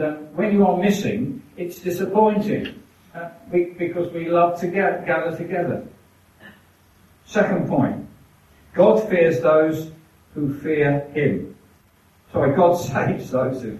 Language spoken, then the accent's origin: English; England, United Kingdom; We're English